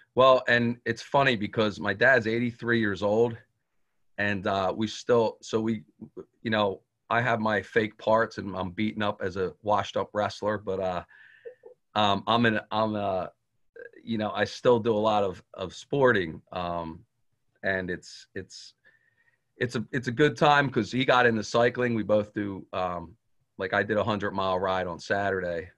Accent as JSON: {"language": "English", "town": "Cape May", "region": "New Jersey", "country": "United States", "tie": "born or raised there", "said": "I was born and raised in in Cape May County, um, Cape May and Lower Township area."}